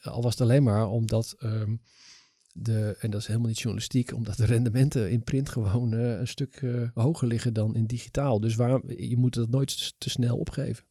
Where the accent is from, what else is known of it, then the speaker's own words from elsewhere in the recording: Netherlands; ik ben toch een Nederlandse jongen